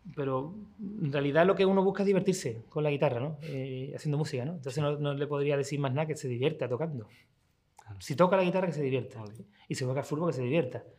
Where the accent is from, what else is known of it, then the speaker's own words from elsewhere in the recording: Seville, Andalusia, Spain; nací yo aquí, nací en Sevilla, pero vivo ahí, aquí a, 7, o ocho calles.